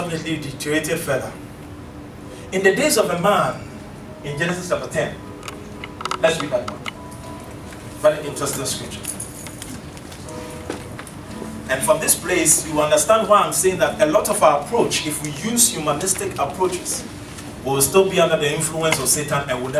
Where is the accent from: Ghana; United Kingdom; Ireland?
Ghana; I come from Ghana.